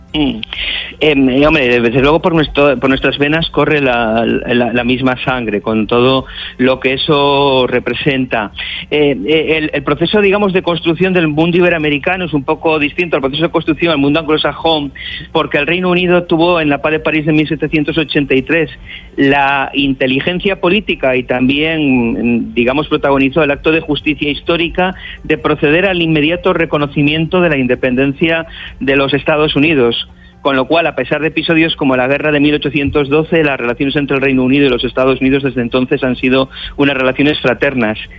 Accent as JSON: {"language": "Spanish", "region": "Cantabria", "country": "Spain", "said": "Yo, yo soy cántabro"}